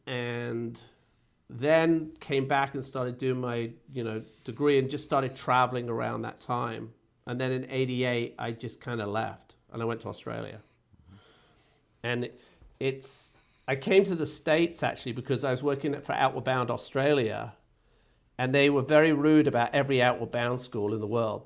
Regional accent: England, United Kingdom; moved away as an adult; I grew up in Britain

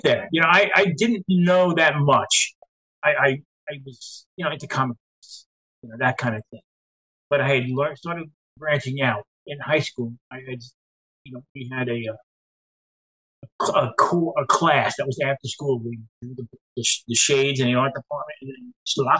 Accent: New York City, New York, United States; I was actually born in Staten Island, which is the forgotten, the world of five boroughs of New York City. The southernmost point where everybody's family lived for like 100 years

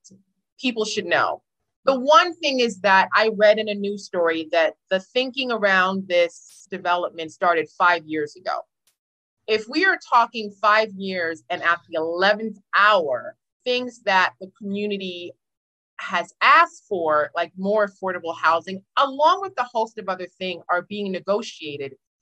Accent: New York City, New York, United States; also born or lived in Harlem; I'm a native New Yorker. I'm from Brooklyn, but I briefly lived in Harlem right around that area.

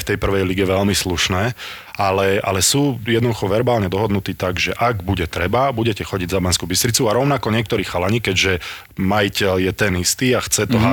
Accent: Nitra, Nitra Region, Slovakia; som z Nitry

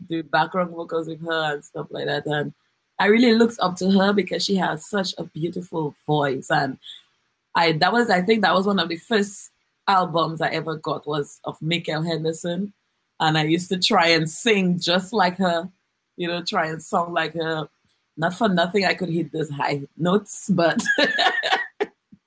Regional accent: Dominica; I'm from the beautiful community of Girardel and Eggleston, but Girardel mainly. And I was born in Dominica, 100% Dominican. I went to the Girardel Primary.

